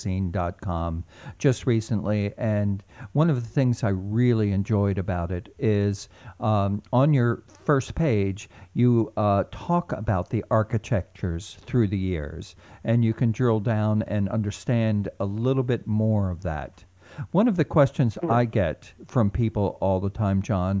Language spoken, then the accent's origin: English; Doylestown, Pennsylvania, United States; now in New England, United States; I am from Doylestown, Pennsylvania, born and raised.